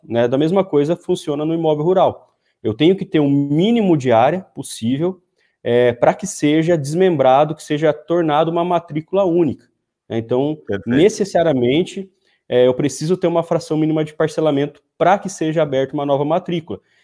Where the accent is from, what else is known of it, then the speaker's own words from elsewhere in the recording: Paraguaçu Paulista, São Paulo, Brazil; Sou de Paraguaçu Paulista, região de Assis, Marília, para, é, Presidente Prudente, aqui do interior de São Paulo